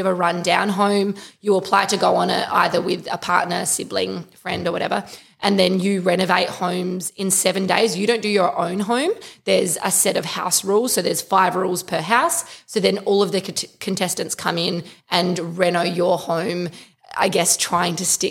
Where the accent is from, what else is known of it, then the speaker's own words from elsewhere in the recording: Adelaide, South Australia, Australia; just turned 30, from Adelaide. We're all from Adelaide